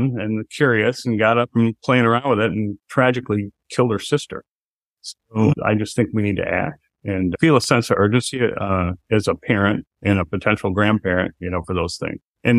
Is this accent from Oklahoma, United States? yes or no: no; Michigan, United States; I've been a lifelong Michigan person. I grew up in Midwestern cities